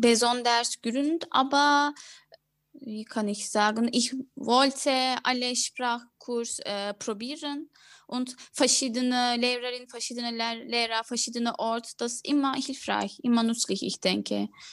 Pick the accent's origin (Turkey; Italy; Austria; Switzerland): Turkey; Ankara; German is a second language; moved away as an adult; now in Berlin, Germany; Ich bin in Ankara geboren und seit äh, drei Jahren bin ich Berlin in Deutschland.